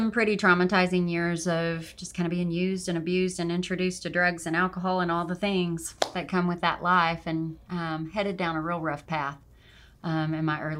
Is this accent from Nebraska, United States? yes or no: no; Arkansas, United States; also born or lived in Oregon / Montana; Well, um, I am mostly from Arkansas. Um, I I was a traveling kid and spent quite a bit of time out on the West Coast um, in Oregon and did a stint in Montana for a little bit, but mostly from Arkansas.